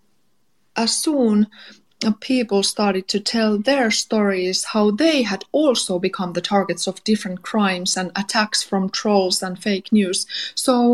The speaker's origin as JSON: {"language": "English", "town": "Helsinki", "region": "Uusimaa", "country": "Finland", "said": "I am a journalist from Finland, Helsinki"}